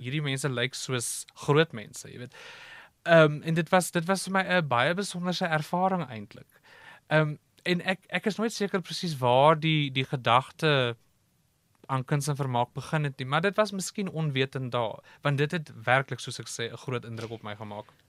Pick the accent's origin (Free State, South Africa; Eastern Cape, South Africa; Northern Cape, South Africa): Eastern Cape, South Africa; Cradock; Ek is van die Oos-Kaap. Ek is gebore op Kraddock. Groot geword op 'n plaas buite die dorp